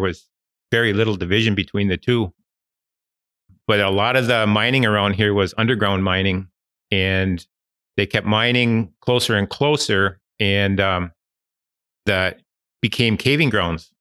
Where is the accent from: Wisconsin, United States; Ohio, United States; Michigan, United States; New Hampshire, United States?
Michigan, United States; Ishpeming / Negaunee area; I was born and raised in this area and, uh, never, never moved away.